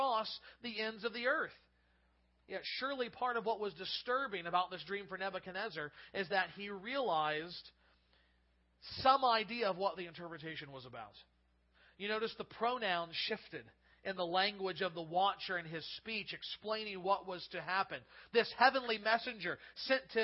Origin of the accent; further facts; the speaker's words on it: United States; as American citizens